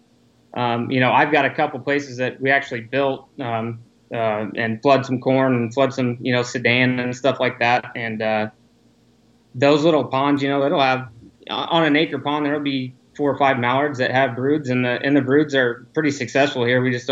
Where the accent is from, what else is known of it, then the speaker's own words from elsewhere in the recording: Southern Illinois, United States; moved away as an adult; now in Arizona, United States; me growing up in the Midwest, kind of in and around a lot of agriculture